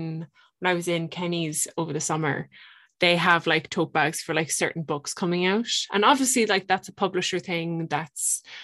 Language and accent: English; Limerick, Munster, Ireland; I'm so Irish.